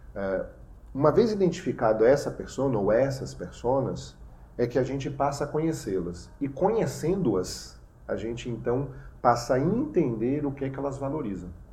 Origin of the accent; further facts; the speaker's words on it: Bahia, Brazil; eu como nordestino, sou baiano por, por nascença